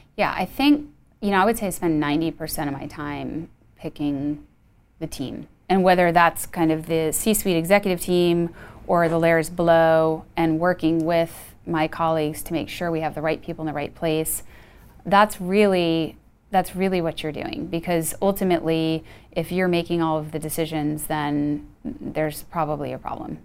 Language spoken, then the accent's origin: English; Boston, Massachusetts, United States; moved away as an adult; now in Houston, United States; I grew up in Boston, um, actually outside of Boston